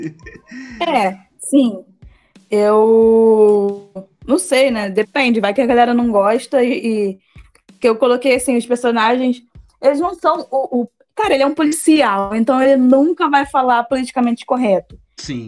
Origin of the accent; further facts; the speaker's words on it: Queimados, Rio de Janeiro, Brazil; Eu sou de Queimados, então eu sou bem longe do centro do Rio de Janeiro